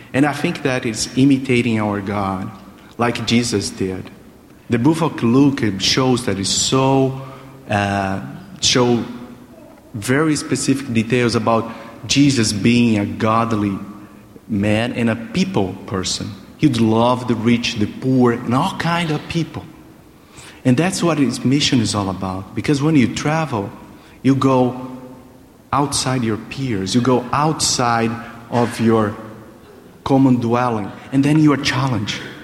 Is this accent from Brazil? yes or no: yes; Brazil; English is a second language; moved away as an adult; also born or lived in United States; like a Brazilian here